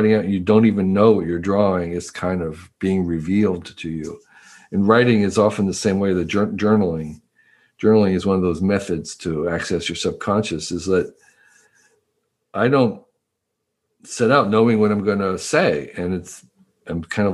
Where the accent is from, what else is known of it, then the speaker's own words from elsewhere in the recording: United States; moved away as an adult; also born or lived in Taiwan; I grew up in the East Coast, suburb of New York City.